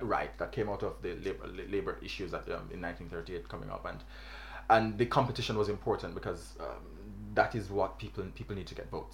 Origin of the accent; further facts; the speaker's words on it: Jamaica; I'm from Jamaica